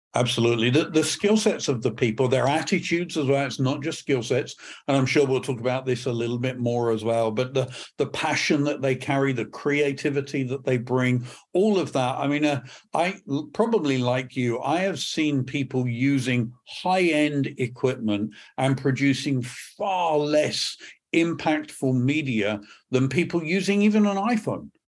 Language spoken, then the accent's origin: English; England, United Kingdom; accent: British; moved away as an adult; also born or lived in Northern California; now in Perth, United Kingdom; I'm not from Scotland originally, from, usually, um, my, my background is, um, from England